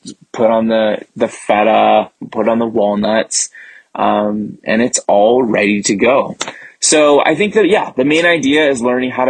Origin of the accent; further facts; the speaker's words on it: San Francisco Bay Area, California, United States; I am from the San Francisco Bay Area